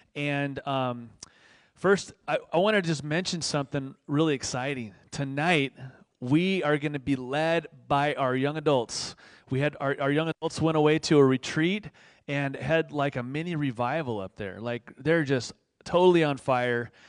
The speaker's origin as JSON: {"language": "English", "town": "Moorpark", "region": "California", "country": "United States", "tie": "born or raised there", "also_born_or_lived": "East Los Angeles, California", "said": "I was born in East L A, but I grew up in the suburbs, okay? I grew up in Moore Park."}